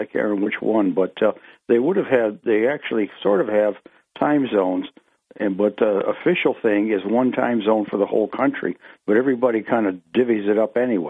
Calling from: Ithaca, New York, United States; … of Greater Ithaca would like to speak about daylight.

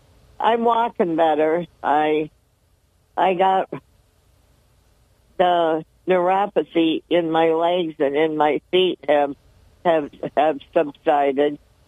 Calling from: Dickinson, United States; from the town of Dickinson.

